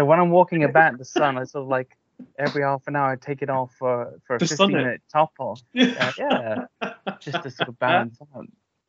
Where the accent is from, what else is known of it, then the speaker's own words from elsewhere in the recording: Cardiff, Wales, United Kingdom; Cardiff, Wales.